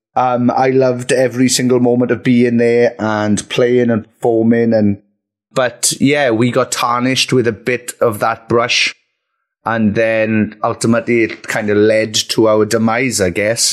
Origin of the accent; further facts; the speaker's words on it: Merthyr Tydfil, Wales, United Kingdom; my hometown of Merthyr